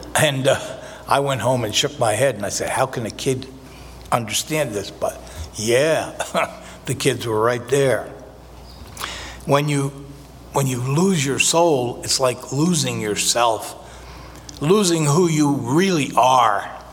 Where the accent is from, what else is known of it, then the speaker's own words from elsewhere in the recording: New Jersey, United States; I was born in North Jersey